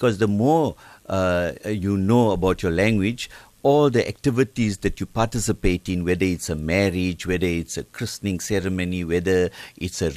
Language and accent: English; Benoni, Gauteng, South Africa; I come from a town in Gauteng called Benoni, and I was taught Tamil.